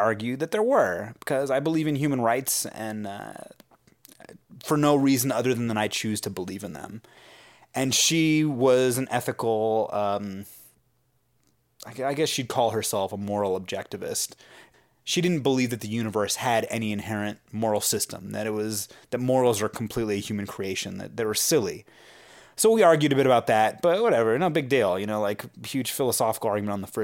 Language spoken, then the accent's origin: English; San Francisco, California, United States; I grew up in San Francisco